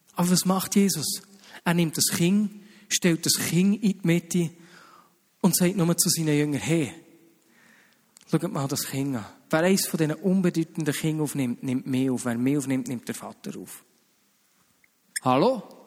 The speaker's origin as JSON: {"language": "German", "country": "Switzerland", "said": "wir Schweizer"}